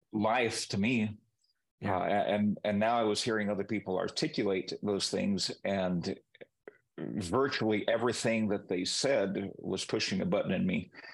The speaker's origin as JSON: {"language": "English", "country": "Peru", "tie": "born or raised there", "said": "growing up in Peru, I spoke the language from the time that I could speak."}